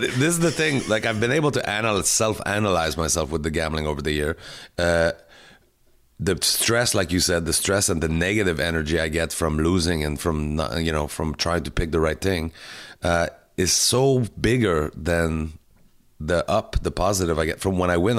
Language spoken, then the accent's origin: English; Canada; now in Montreal, Canada; as a Canadian comic and as an ambassador for the Canadian Association of Stand-Up Comic